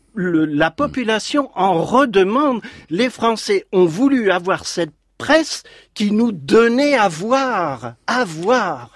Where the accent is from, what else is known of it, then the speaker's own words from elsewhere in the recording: Saint-Quentin, Hauts-de-France, France; je suis né à Saint-Quentin dans l'Aisne mhm. et j'étais juste à côté des usines Motobécane